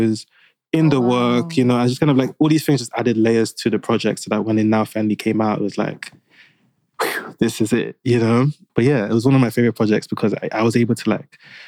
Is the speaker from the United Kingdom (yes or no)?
yes; United Kingdom; being Black British growing up